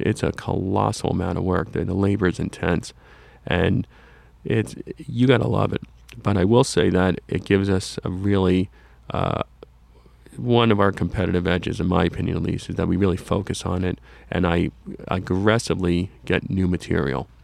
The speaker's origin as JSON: {"language": "English", "town": "Fair Lawn", "region": "New Jersey", "country": "United States", "tie": "born or raised there", "said": "I grew up in Fairlawn, New Jersey, in Bergen County"}